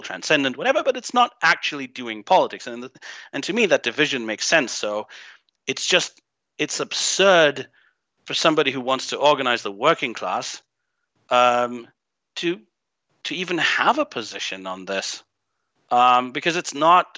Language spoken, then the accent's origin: English; Greece; moved away as an adult; also born or lived in Germany; I grew up in Greece. I'm half Greek. I have another bizarre accent to add to your collection of weird accents on your show, but I grew up here